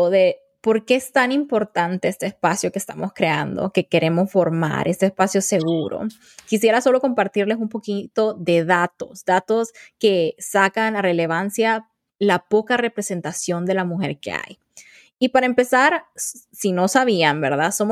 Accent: Honduras; moved away as an adult; now in United States; soy una mujer hondureña tengo 28 años recién cumplidos, estoy casada, soy la hermana mayor de cuatro hermanos y actualmente estoy estudiando, trabajando y viviendo en los Estados Unidos.

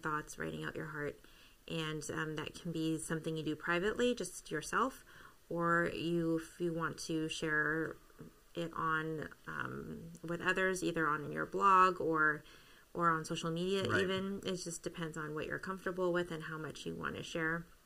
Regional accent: Canada; moved away; I am Canadian

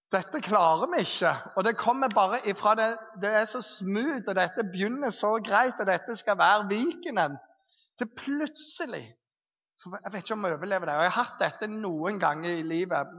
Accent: Jæren, Rogaland, Norway; moved away; Når jeg bodde hjemme på Jæren

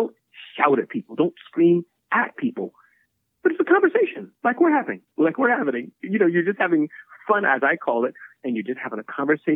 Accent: Midwest, United States; I was growing up as a little boy in the Midwest. And when I was growing up in the Midwest

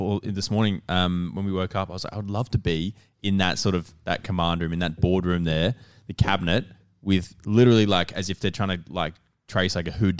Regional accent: Sydney, New South Wales, Australia; I'm from the Northern Beaches.

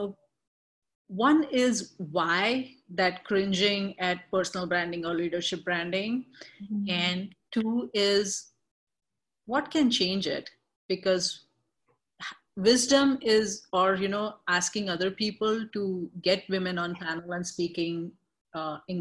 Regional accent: India; now in Boston, United States; being in Boston and being Indian

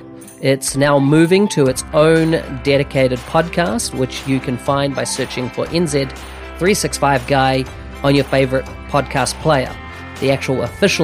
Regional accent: New Zealand; as a Kiwi visiting

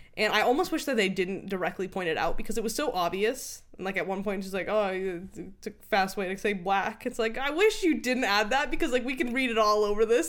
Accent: United States; as an American

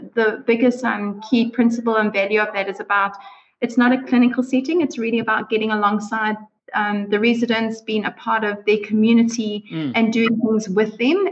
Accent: South Africa; moved away as an adult; now in New Zealand; I'm originally from South Africa

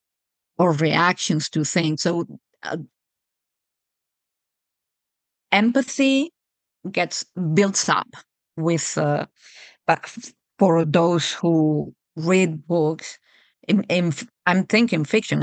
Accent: Spain; moved away as an adult; now in Juneau, United States; my accent is definitely not American. I come from Europe and from Spain. I grew up and lived in Spain until well into adulthood

